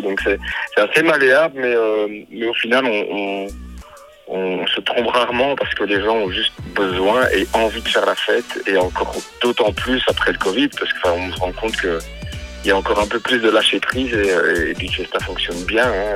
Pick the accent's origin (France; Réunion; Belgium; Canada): Belgium; chez nous en Belgique